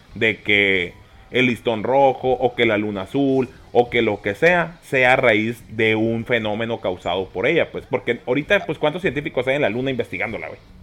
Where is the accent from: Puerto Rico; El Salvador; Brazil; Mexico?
Mexico; aquí en México vivimos en ese sistema